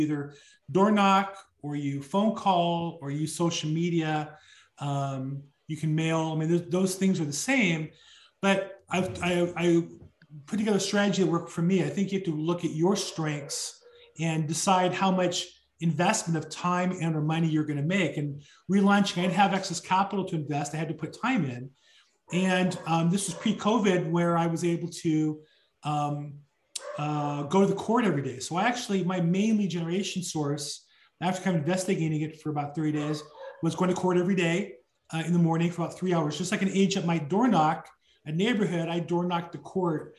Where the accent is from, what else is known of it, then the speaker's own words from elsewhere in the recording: Orange County, California, United States; grew up in Orange County, California